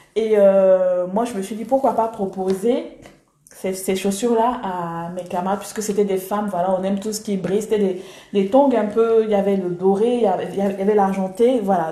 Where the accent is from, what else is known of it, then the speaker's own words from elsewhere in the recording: Abidjan, Côte d’Ivoire; accent: Ivorian; moved away as an adult; now in Nice, France; je suis née en Côte d'Ivoire, hein, à Abidjan, d'une mère euh, burkinabé, mhm. d'un père euh, sénégalais, donc euh, multiculture. Et je suis, j'ai grandi, j'ai fait 25 ans en Côte d'Ivoire, et donc j'ai cette culture totalement ivoirienne. J'ai l'accent ivoirien